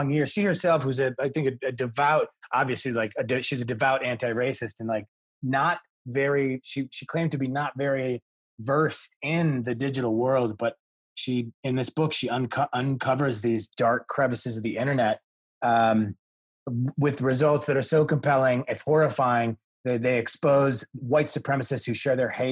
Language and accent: English; Midwest, United States; I grew up in the Midwest